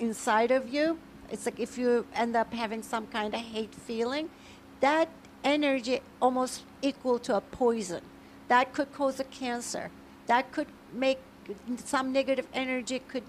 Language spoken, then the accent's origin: English; Turkey; now in United States; I was born originally in Turkey.